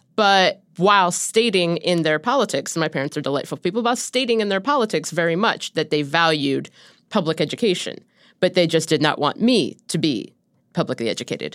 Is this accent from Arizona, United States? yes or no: no; Cincinnati, Ohio, United States; moved away; growing up in Cincinnati